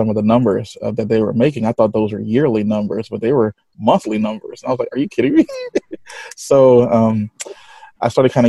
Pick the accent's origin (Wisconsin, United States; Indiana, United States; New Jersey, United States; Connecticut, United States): Connecticut, United States; I am from Connecticut, United States.